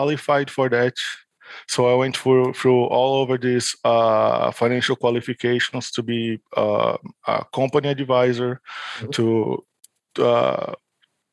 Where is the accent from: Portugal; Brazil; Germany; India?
Brazil; São Paulo; São Paulo, which is my hometown in Brazil